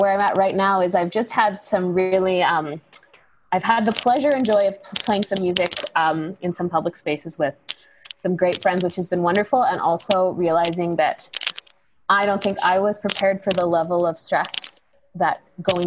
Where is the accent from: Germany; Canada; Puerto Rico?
Canada; Coast Salish territory, British Columbia; I grew up here on Coast Salish territory